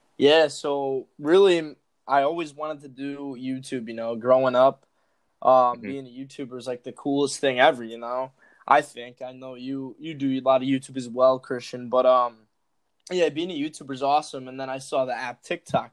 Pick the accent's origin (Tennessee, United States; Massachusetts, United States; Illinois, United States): Illinois, United States; Chicago; I'm from Chicago